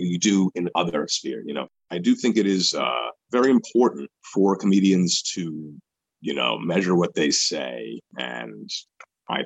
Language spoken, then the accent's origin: English; New York, United States; growing up in New York